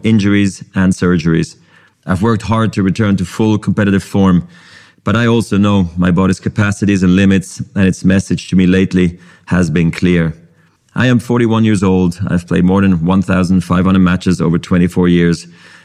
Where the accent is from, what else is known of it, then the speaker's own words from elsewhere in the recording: Basel, Basel-Stadt, Switzerland; I was a ball kid in my hometown of Basel